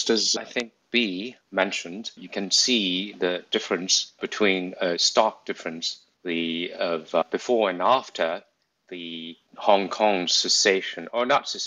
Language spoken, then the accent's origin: English; United States; I'm American